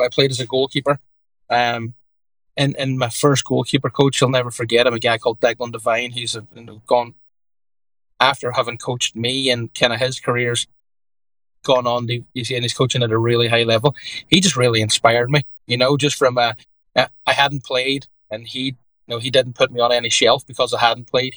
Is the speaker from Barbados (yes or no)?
no; Derry, Northern Ireland, United Kingdom; moved away as an adult; now in Connecticut, United States; grew up as an Irish Catholic in Derry in Ireland